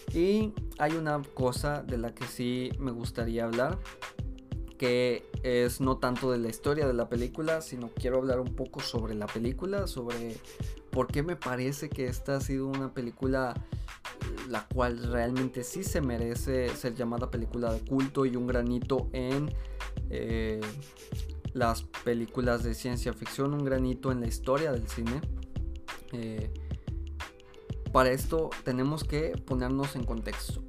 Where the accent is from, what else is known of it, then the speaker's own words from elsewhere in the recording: Mexico; Aquí en mi país